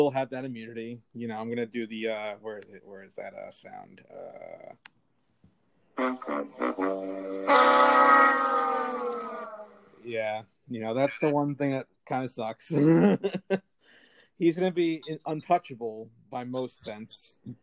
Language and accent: English; United States; as an American public